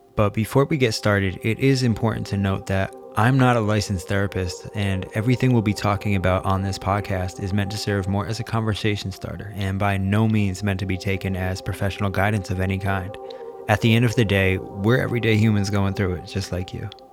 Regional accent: Canton, Connecticut, United States; I'm from Canton, Connecticut

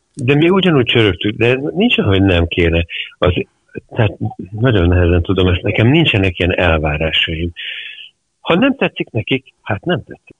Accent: Hungary; also born or lived in London; én magyar vagyok

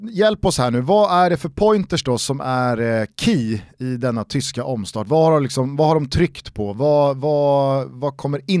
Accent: Sweden; Vi är svenskar.

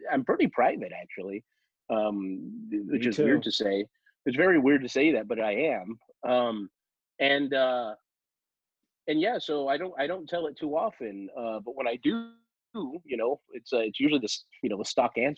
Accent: Los Angeles, California, United States; I'm from Los Angeles, and I'm one of the few who are natives. Born and raised in the shadows of the movie studios

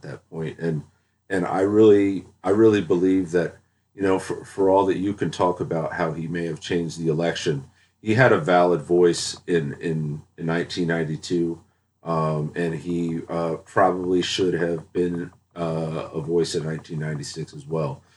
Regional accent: Dallas, Texas, United States; moved away; also born or lived in North Carolina; I grew up in Dallas. Uh, I, I spent most of my childhood in, in, in Dallas and in North Carolina

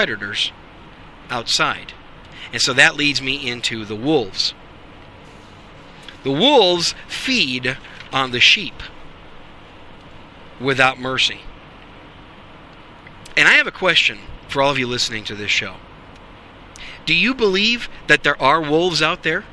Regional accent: Wisconsin, United States; I grew up in Wisconsin.

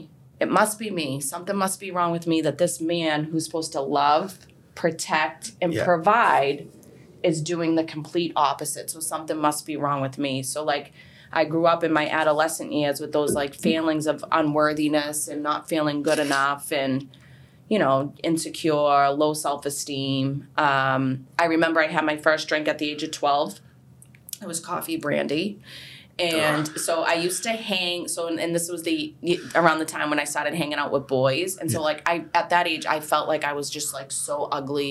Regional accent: Boston, Massachusetts, United States; I grew up in Charlestown, everybody knows everybody

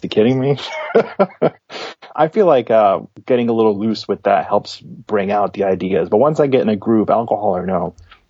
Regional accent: New York City, New York, United States; I grew up in Brooklyn

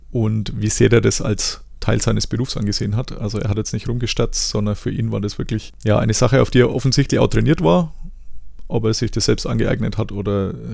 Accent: Germany; Also zum einen, ich als Deutscher finde es tatsächlich immer noch sehr komisch, dass man da in der Umkleide rumsteht.

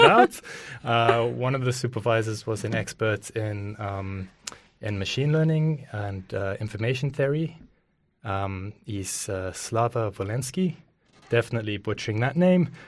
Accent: Johannesburg, Gauteng, South Africa; moved away; also born or lived in Cape Town; I was born in South Africa, uh, lived in Johannesburg

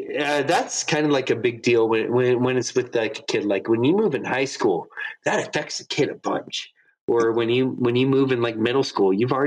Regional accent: Florida, United States; also born or lived in Ohio / North Carolina; No, I was born in Ohio, but I only lived there for, like, 2 years before we moved down to North Carolina. And then my dad kept working in banking. And so he kept getting promoted. So he moved down to Florida.

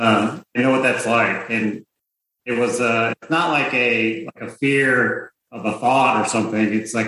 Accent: Minnesota, United States; moved away; I grew up in Minnesota in my adolescence.

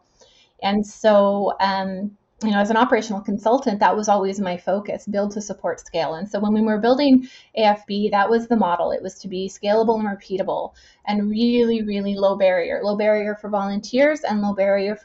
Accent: Winnipeg, Manitoba, Canada; now in Kelowna, Canada; I'm from Winnipeg.

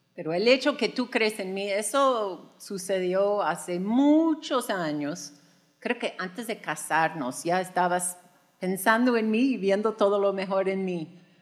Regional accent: United States; Spanish is a second language; moved away as an adult; now in Mexico; Juan y yo llegamos a México, somos de Estados Unidos, por si no se notaba con el acento y también con mi español

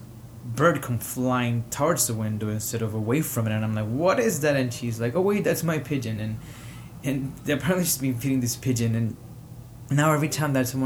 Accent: Caguas, Puerto Rico; English is a second language; also born or lived in Harlem, New York; now in New York, United States; I am from Caguas, Puerto Rico, and I am recording here from Harlem, New York.

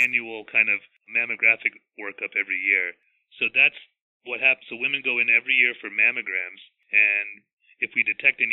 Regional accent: Big Stone Gap, Virginia, United States; also born or lived in Connecticut / New York City / Richlands, Virginia; I was born and raised in Southwest Virginia. Not far from where I practice right now. I was born in a town called Big Stone Gap, Virginia

